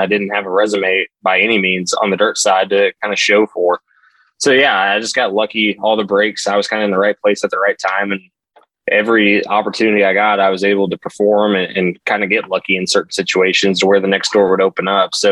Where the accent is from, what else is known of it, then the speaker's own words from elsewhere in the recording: Southern Indiana, United States; moved away as an adult; I grew up in Southern Indiana